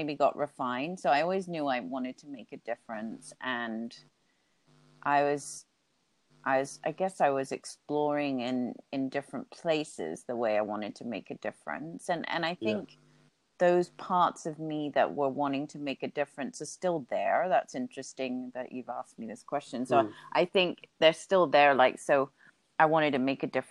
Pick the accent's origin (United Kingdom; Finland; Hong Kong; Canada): Hong Kong; half English, half Swiss, but born and grew up in Hong Kong